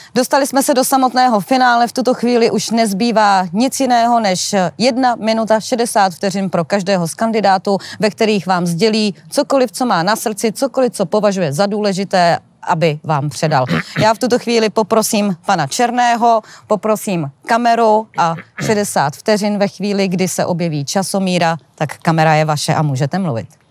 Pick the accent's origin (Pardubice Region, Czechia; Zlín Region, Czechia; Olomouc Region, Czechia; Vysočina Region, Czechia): Vysočina Region, Czechia; Jihlava; já jsem z Jihlavy a v Jihlavě se říká, že Pražáci i Brňáci nám jsou, eh, eh, obojí jedno